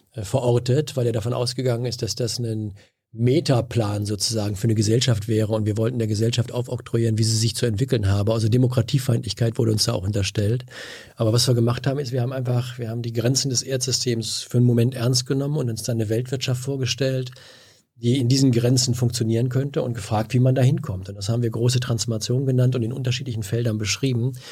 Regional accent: Bünde, North Rhine-Westphalia, Germany; moved away as an adult; now in Berlin, Germany; ich kam aus, also Bünde hat 40.000 Einwohner

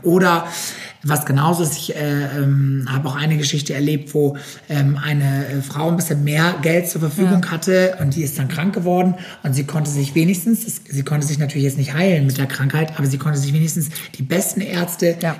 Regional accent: Germany; bei uns in Deutschland

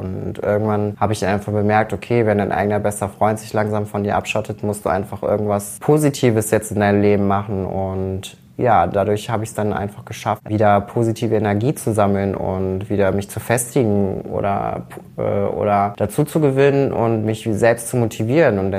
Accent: Rommerskirchen, North Rhine-Westphalia, Germany; Ich komme aus dem direkten Umkreis, aus einer kleinen Gemeinde namens Rommerskirchen. Und Rommerskirchen liegt in, genau in der Mitte zwischen Köln und München-Gladbach.

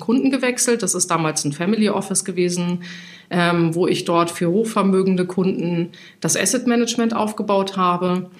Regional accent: Hesse, Germany; moved away as an adult; now in Hamburg, Germany; ich bin gebürtige Hessin, ich wollte immer von Hessen nach Hamburg

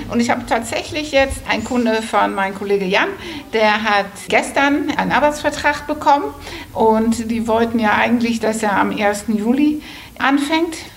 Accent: Netherlands; now in Germany; Ich bin ja Holländerin und äh, in Holland, das ist auch das Modell

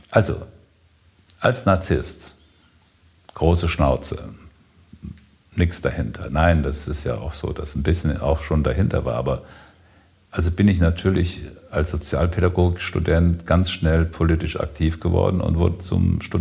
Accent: Siegen, North Rhine-Westphalia, Germany; ich bin in Siegen aufgewachsen und es gab ein Erlebnis, das ist unglaublich.

